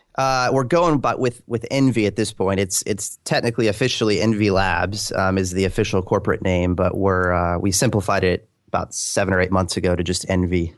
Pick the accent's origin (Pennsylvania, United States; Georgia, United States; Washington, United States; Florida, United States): Florida, United States; Orlando; born and raised. I think I'm um, one of the like remaining 10 here in the city that have lived here their whole lives